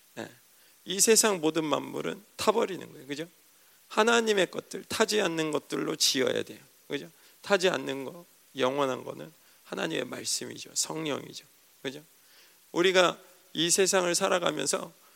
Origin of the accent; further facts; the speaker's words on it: Seoul, South Korea; 촌사람도 아닌데 서울 사람인데